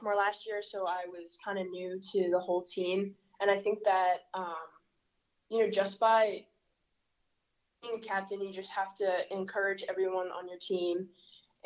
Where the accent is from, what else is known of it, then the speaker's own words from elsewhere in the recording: Melrose, Massachusetts, United States; I'm from Melrose, Massachusetts.